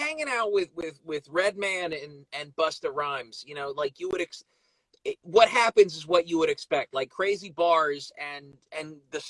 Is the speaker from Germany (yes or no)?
yes; Germany; moved away; I grew up in Germany